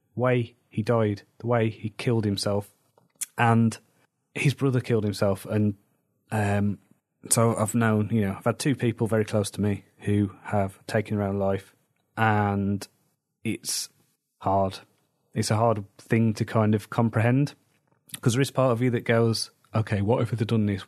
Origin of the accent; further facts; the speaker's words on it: Wolverhampton, West Midlands, United Kingdom; moved away; There was big problems where I grew up in Wolverhampton